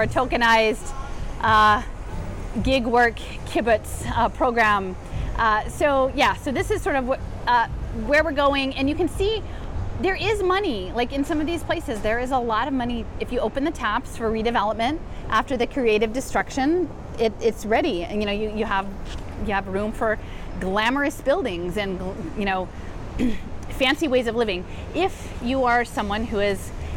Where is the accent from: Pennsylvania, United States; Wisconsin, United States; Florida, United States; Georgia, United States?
Pennsylvania, United States; Philadelphia; as a Philadelphian